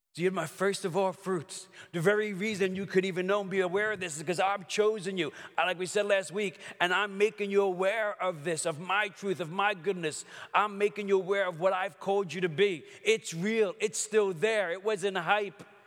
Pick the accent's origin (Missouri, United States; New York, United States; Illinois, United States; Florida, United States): New York, United States; New York City; I grew up in Brooklyn